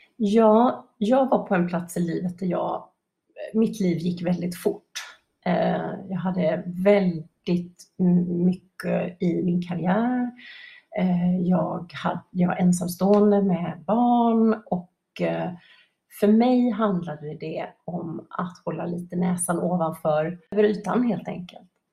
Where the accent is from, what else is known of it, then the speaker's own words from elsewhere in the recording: Gothenburg, Västra Götaland, Sweden; Jag är uppvuxen på västkusten i Göteborg, västkusten i Sverige, i Göteborg ska jag säga.